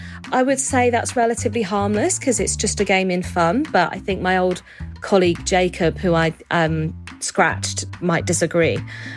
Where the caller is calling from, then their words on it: London, United Kingdom; I'm calling from London.